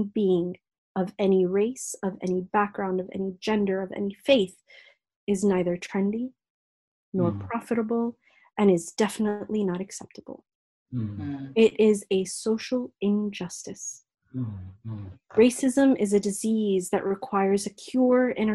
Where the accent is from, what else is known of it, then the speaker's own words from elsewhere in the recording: United States; moved away as an adult; now in United Kingdom; As an American woman of African heritage, having lived in America for over 3 decades before living here in the UK